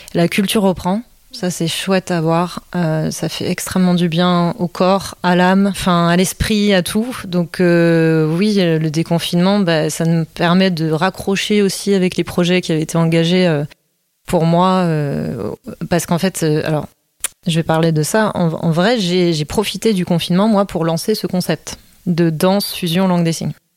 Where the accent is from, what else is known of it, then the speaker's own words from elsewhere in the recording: Belgium; also born or lived in Netherlands / Corsica / United States; now in France; j'étais pas venue en France, puisque je suis née en Belgique